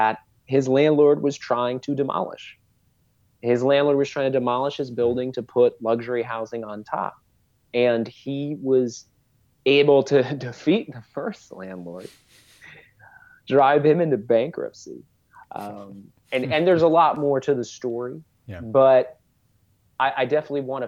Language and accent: English; New York City, New York, United States; born and raised in East Harlem, Cuna de la Salsa